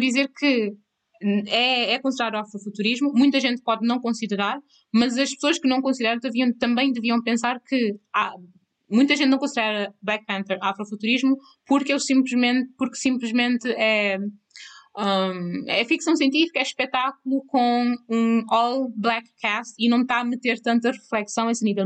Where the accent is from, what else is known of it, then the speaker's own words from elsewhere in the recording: Cape Verde; moved away; eu também nasci em Cabo Verde. E nasci em Cabo Verde. Eu cresci em Cabo Verde